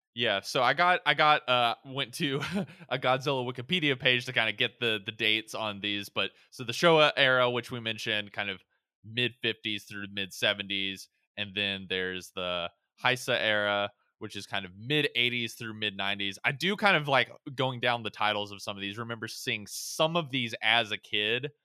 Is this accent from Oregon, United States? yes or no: no; Pensacola, Florida, United States; moved away; I was born in Pensacola, Florida